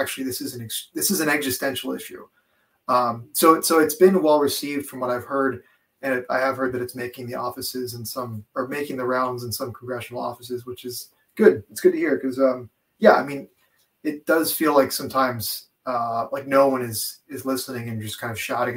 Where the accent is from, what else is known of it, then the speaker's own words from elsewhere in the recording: California, United States; now in Ohio, United States; I'm originally from California and I live in Ohio now